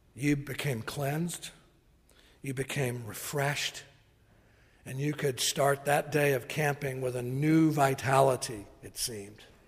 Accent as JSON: {"language": "English", "region": "Tennessee", "country": "United States", "tie": "born or raised there", "moved": "yes", "said": "I grew up in Tennessee, that's what we say, church folk"}